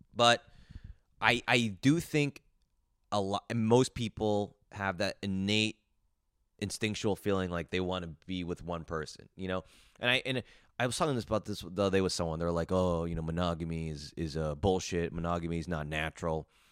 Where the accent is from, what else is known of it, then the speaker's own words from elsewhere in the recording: New Jersey, United States; I grew up in New Jersey